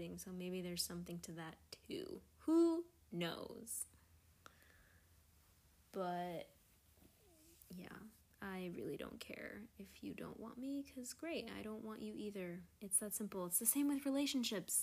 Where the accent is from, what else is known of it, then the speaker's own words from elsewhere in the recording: New York, United States; as a New Yorker